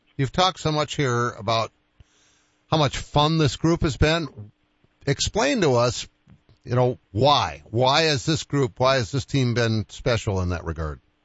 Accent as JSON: {"language": "English", "town": "Boston", "region": "Massachusetts", "country": "United States", "tie": "born or raised there", "said": "I grew up in Boston."}